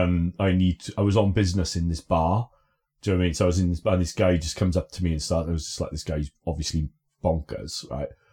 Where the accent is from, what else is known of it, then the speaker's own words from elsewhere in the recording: Aberdare, Wales, United Kingdom; also born or lived in Lichfield / Blackburn; now in Bristol, United Kingdom; growing up in Aberdare